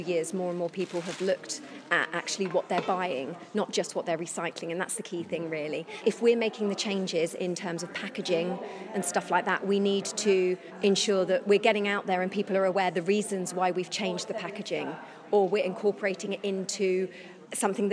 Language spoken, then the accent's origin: English; Isle of Wight, South East England, United Kingdom; moved away; I grew up on the Isle of Wight